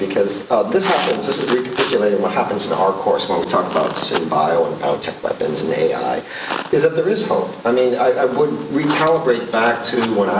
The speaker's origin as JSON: {"language": "English", "town": "Dubuque", "region": "Iowa", "country": "United States", "tie": "born or raised there", "moved": "yes", "said": "I grew up in Dubuque, Iowa"}